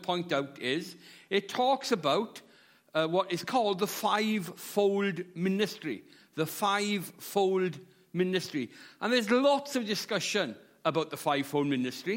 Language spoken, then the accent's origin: English; Llanelli, Wales, United Kingdom; moved away as an adult; now in Swansea, United Kingdom; I'm from South Wales. I'm from a town called Llanelli, but I live in Swansea